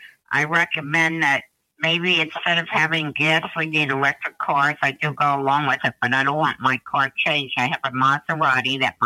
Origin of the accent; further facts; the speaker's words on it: Port Washington, New York, United States; also born or lived in Louisiana; I was born and raised in Port Washington, and I love the town, and I love my house. But I lived in Louisiana for almost 2 years